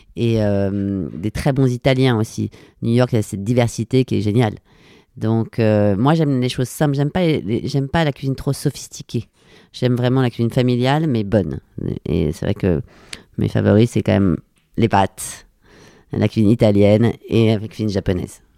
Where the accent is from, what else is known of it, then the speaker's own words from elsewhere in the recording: Paris, Île-de-France, France; je suis née à Paris, je suis totalement parisienne, j'ai grandi à Paris.